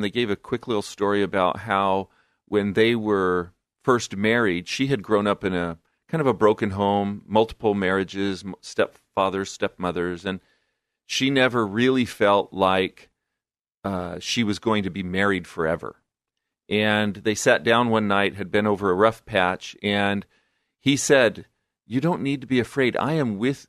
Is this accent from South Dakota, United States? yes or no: no; Fullerton, California, United States; moved away as an adult; also born or lived in Long Beach, California / Albuquerque, New Mexico / Guadalajara, Mexico; I grew up in Southern California, Fullerton, in Orange County, California. Born and raised, actually